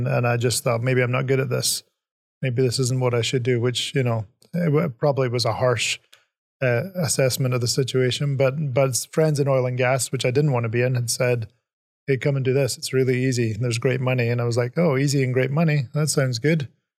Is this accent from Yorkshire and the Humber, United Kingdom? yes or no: no; Aberdeen, Scotland, United Kingdom; moved away as an adult; also born or lived in California; now in United States; I grew up in Scotland